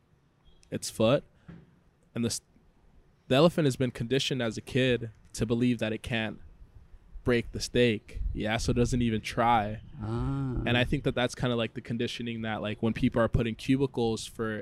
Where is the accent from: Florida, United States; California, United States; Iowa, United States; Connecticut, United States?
California, United States; San Diego; moved away as an adult; also born or lived in Congo / Boston; now in Mexico; I grew up in San Diego, I studied in Boston